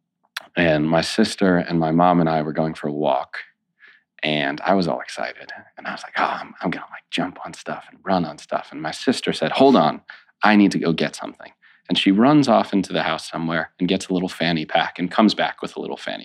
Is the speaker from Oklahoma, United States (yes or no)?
no; New York City, New York, United States; I grew up in Brooklyn